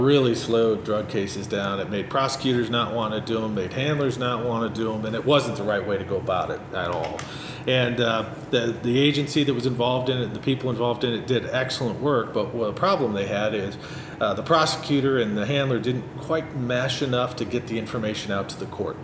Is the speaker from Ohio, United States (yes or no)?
no; Chicago, Illinois, United States; moved away as an adult; now in Florida, United States; I grew up here near Chicago and moved down there 30, 33, 34 years ago.